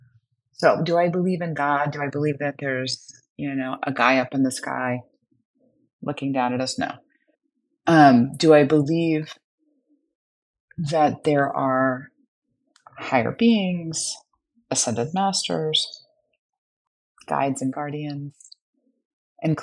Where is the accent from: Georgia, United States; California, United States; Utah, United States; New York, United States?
New York, United States; New York City; now in Napa Valley, United States; growing up in Brooklyn